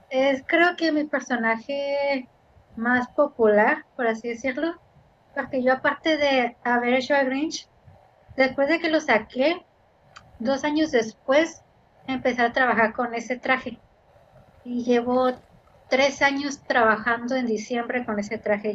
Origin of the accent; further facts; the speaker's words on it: Ensenada, Baja California, Mexico; nací aquí, soy de Ensenada, toda mi vida aquí